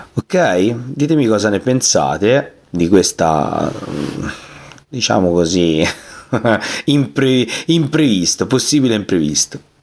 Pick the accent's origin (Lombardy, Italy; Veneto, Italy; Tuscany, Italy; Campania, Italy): Tuscany, Italy; siamo toscani